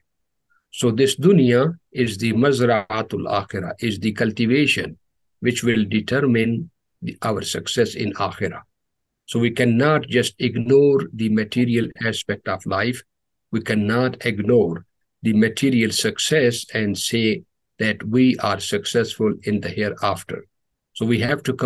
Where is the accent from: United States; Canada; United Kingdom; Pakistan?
Pakistan; moved away; when I was growing up in Pakistan